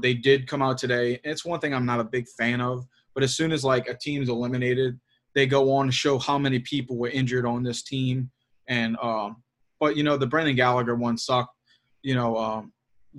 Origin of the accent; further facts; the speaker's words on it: New Orleans, Louisiana, United States; I'm fucking from New Orleans